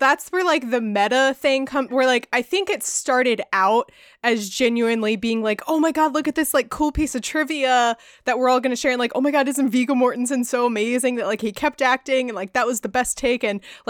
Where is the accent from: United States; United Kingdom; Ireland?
Ireland; You know, I'm Irish. I love potatoes.